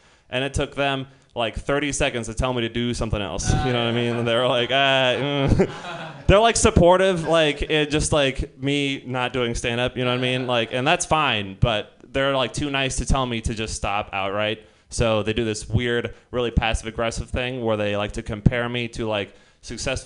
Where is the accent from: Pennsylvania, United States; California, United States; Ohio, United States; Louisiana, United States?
California, United States; Marin County; I come from Marin County